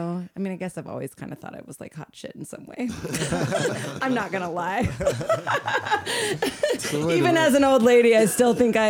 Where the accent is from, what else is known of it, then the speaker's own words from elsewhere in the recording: Los Angeles, California, United States; I grew up in Los Angeles